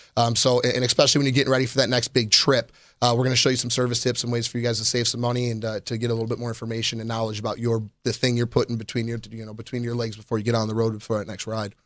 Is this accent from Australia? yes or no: no; Chicago, Illinois, United States; also born or lived in Orlando; now in Las Vegas, United States; I'm originally from Chicago, Illinois